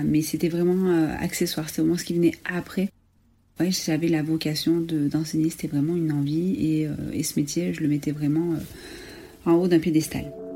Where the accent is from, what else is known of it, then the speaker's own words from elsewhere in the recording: Ardèche, Auvergne-Rhône-Alpes, France; j'ai 35 ans, je viens d'Ardèche